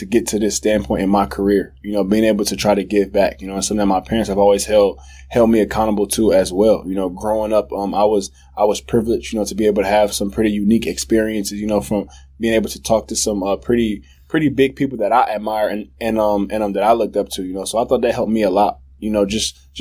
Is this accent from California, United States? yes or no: no; Detroit, Michigan, United States; moved away as an adult; now in Chicago, United States; growing up in Detroit